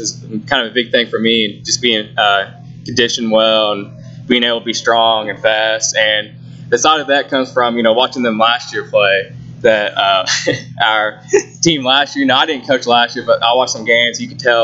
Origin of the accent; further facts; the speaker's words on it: Noble, Oklahoma, United States; I grew up in Noble, so I came here in kindergarten. Actually graduated in Noble in 2014